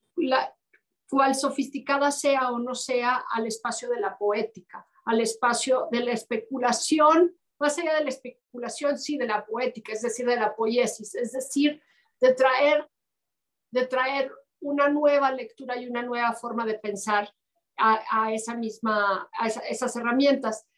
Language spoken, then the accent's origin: Spanish; Los Altos de Jalisco, Mexico; moved away as an adult; soy una mexicana eh, distinta de los altos de Jalisco